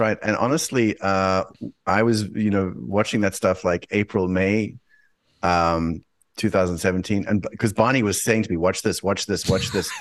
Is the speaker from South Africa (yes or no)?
yes; South Africa; moved away; I'm originally from South Africa